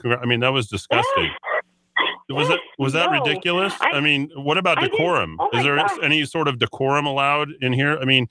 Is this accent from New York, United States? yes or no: no; Albuquerque, New Mexico, United States; Albuquerque, New Mexico, 12th generation.